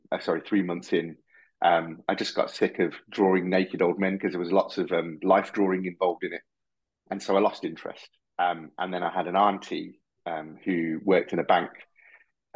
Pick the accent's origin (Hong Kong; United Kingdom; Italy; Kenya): United Kingdom; Birmingham, West Midlands; also born or lived in Harrow, Middlesex; now in Solihull, United Kingdom; We grew up in Tyseley in Birmingham, and moved into Hall Green, and I've been living in Solihull now for the last 20 years